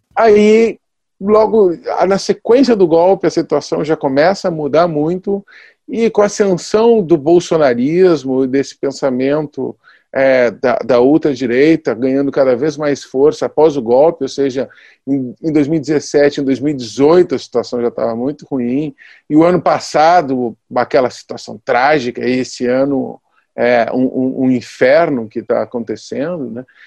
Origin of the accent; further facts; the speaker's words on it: Rio Grande do Sul, Brazil; moved away; also born or lived in western Bahia; eu sou gaúcho